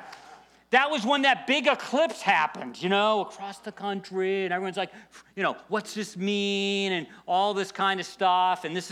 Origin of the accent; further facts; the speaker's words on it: United States; we're born in the USA